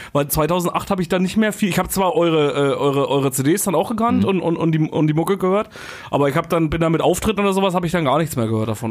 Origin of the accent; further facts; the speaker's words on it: Thuringia, Germany; now in Brandenburg, Germany; Ich komme ja eigentlich aus Thüringen, bin 2008 hierher gezogen.